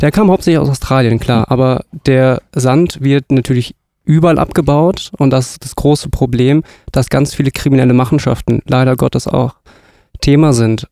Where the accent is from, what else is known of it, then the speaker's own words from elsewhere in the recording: southern Hesse, Germany; moved away as an adult; also born or lived in northern Germany; ich komme leider nicht hier aus der Gegend, sondern aus Südhessen, aber jetzt bin ich halt hier im Norden gelandet.